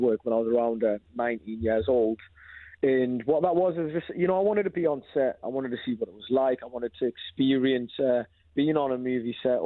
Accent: Newcastle upon Tyne, North East England, United Kingdom; also born or lived in Zambia; I'm from Zambia, but my whole, like, pretty much most of my life has been brought up in Newcastle

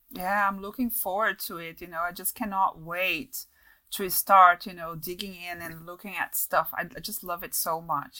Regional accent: Brazil; accent: Brazilian; English is a second language; moved away; also born or lived in London; weird accent from Brazil in a mix of stuff

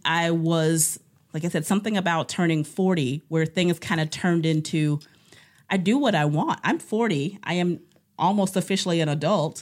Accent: Cleveland, Ohio, United States; moved away as an adult; now in Cedarburg, United States; I am from Cleveland, Ohio

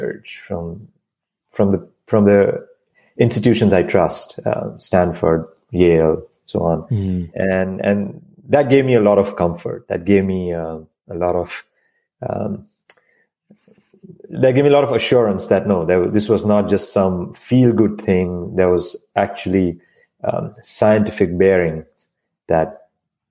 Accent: India; moved away as an adult; now in United States; I moved to this country from India. And so I grew up in a very small town

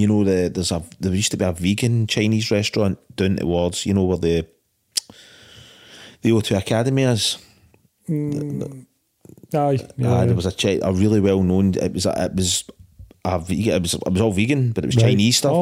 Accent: Scotland, United Kingdom; being Scottish

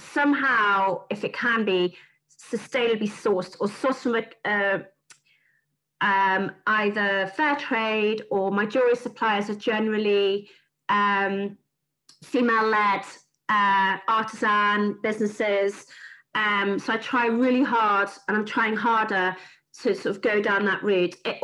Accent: Yorkshire and the Humber, United Kingdom; being a Yorkshire girl

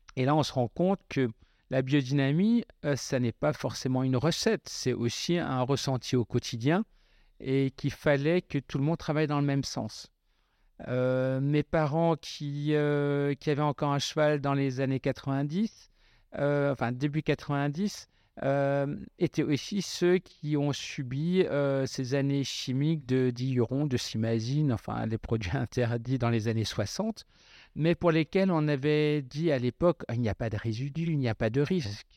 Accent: Westhoffen, Grand Est, France; chez nous à Westphalen

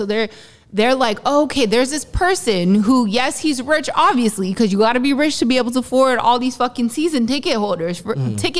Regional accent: Toronto, Ontario, Canada

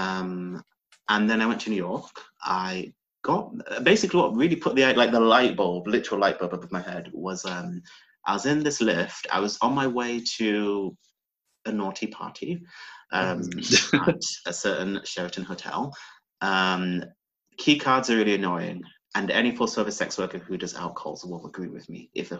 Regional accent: Yorkshire and the Humber, United Kingdom; born or raised there; moved away as an adult; now in London, United Kingdom

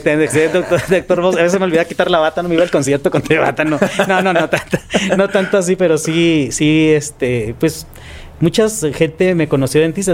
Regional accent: Tijuana, Baja California, Mexico; yo soy originario de Tijuana

